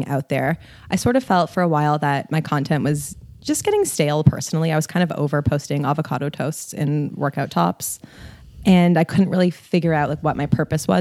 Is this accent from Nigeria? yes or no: no; Toronto, Ontario, Canada; I'm from Toronto and I run an online health and fitness brand called Kale and Crunches.